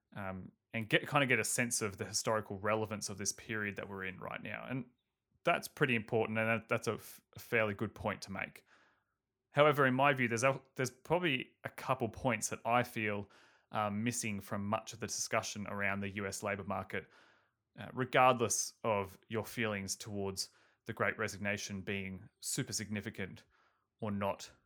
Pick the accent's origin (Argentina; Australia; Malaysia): Australia; I'm Australian